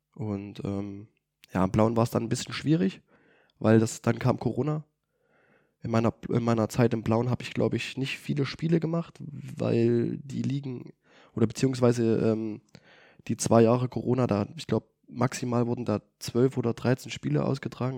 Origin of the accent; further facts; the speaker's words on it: Greiz, Thuringia, Germany; also born or lived in Luxembourg; ich komme aus Kreiz, ich kenne in Kreiz viele Leute